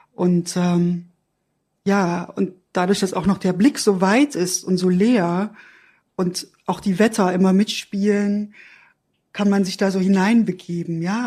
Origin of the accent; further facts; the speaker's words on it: Erfurt, Thuringia, Germany; ich bin in der DDR aufgewachsen